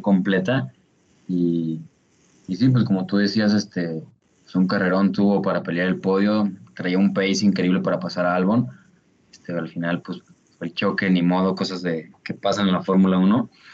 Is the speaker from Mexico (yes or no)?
yes; Mexico; somos, somos de México